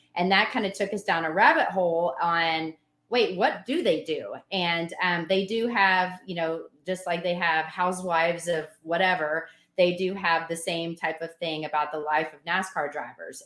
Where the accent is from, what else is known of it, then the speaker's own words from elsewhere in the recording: Nashville, Tennessee, United States; I'm from Nashville